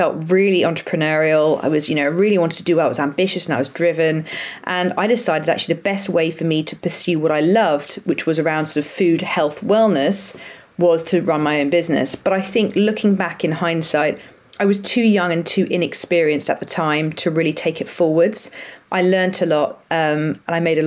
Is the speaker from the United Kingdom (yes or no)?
yes; Brighton, South East England, United Kingdom; moved away as an adult; also born or lived in Leeds; I'm from Brighton originally